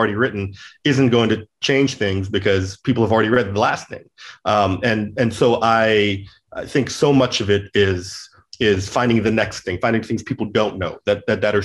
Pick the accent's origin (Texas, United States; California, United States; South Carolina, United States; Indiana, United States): California, United States; also born or lived in St. Louis; I grew up in California